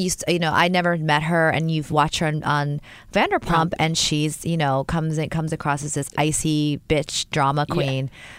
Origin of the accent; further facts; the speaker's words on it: New York, United States; we're from New York